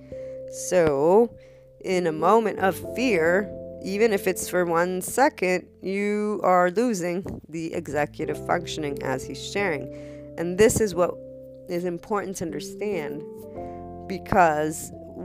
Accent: United States; as an American, I've got plenty of loans for my colleges

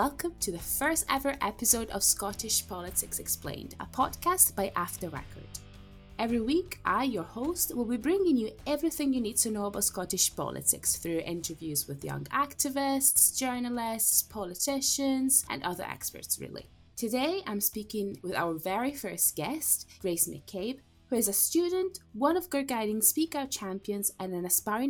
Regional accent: Italy; now in Scotland, United Kingdom; I'm originally from Italy

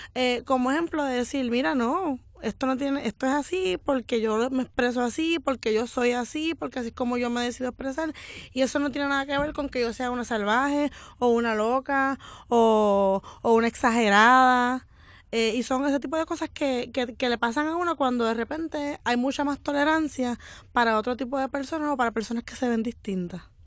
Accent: Morovis, Puerto Rico; yo soy de Morovi, de un pueblo de gente blanca

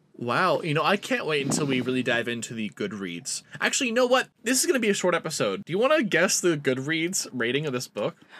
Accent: East Coast, United States; now in Honolulu, United States; I grew up East Coast

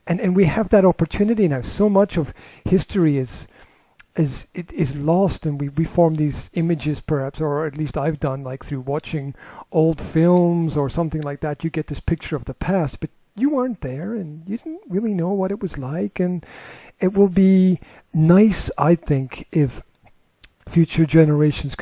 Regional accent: Scotland, United Kingdom; moved away; Scotland, where I'm from

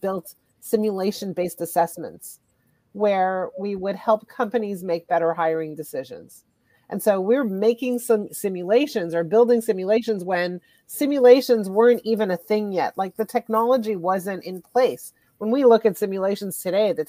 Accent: Montreal, Quebec, Canada; moved away as an adult; also born or lived in Ottawa; now in Toronto, Canada; I'm actually originally from Montreal. I was born and raised in Montreal

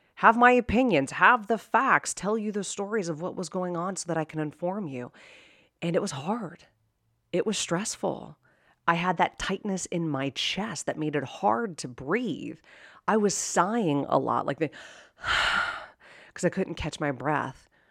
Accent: Pittsburgh, Pennsylvania, United States; I was born and raised in Pittsburgh, Pennsylvania

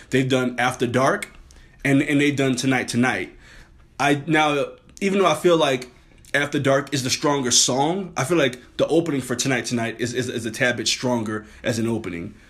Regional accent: New Orleans, Louisiana, United States; I'm from New Orleans

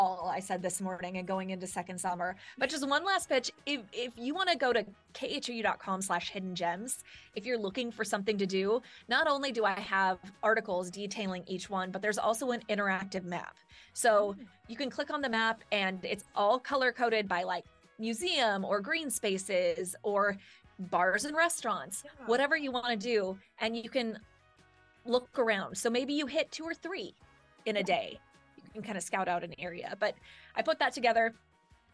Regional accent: Southern Oregon, United States; now in Houston, United States; where I grew up in Southern Oregon

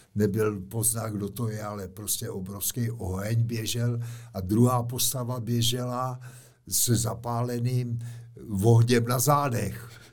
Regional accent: Czechia; my Češi, kaskadeři

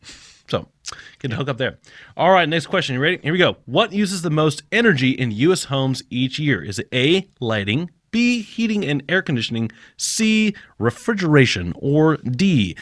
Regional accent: Japan; Growing up in Japan, we had. There was. Maybe just a couple houses that we stayed in had central air

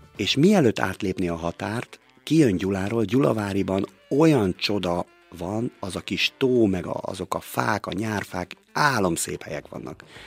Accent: Balassagyarmat, Nógrád, Hungary; now in Békéscsaba, Hungary; Én Palóc vagyok, én Balasa gyarmaton születtem

